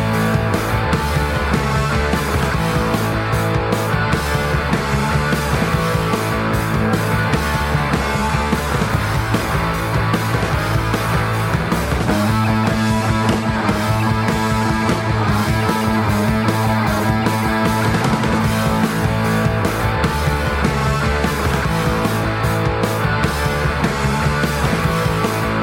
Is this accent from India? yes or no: no; Cleveland, Ohio, United States; moved away; I'm from the North. I'm from Cleveland